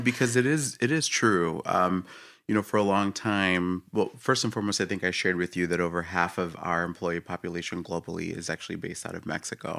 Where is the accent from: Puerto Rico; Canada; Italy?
Puerto Rico; moved away; I was born in Puerto Rico, came out here